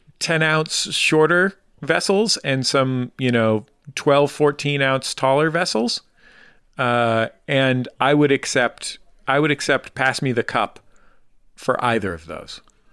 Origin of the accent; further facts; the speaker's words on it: West Coast, United States; She's from the Midwest. We grew up on the West Coast.